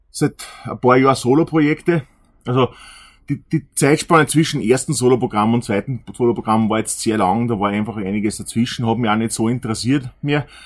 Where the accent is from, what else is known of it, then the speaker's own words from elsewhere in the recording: Austria; weil wir einfach denken, wir sind Österreicher, wir machen den Podcast hauptsächlich für Österreicher. Wir reden so, wie uns der Schnabel gewachsen ist.